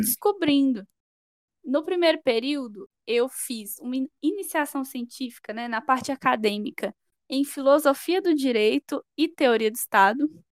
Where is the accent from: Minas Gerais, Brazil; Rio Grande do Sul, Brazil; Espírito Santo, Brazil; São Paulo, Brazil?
Minas Gerais, Brazil; Sete Lagoas; moved away as an adult; now in Belo Horizonte, Brazil; eu sou natural de Sete Lagoas, uma cidade próxima a BH